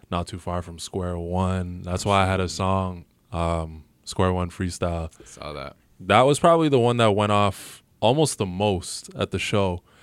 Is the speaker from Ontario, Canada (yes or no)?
yes; Toronto, Ontario, Canada; You're like, okay, I'm from Toronto.